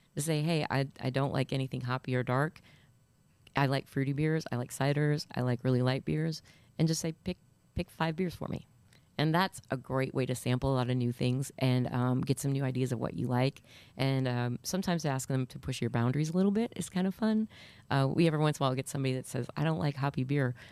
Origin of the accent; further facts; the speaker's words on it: Northeast Iowa, United States; now in Nashville, United States; I grew up in Northeast Iowa, and cheese curds are a huge thing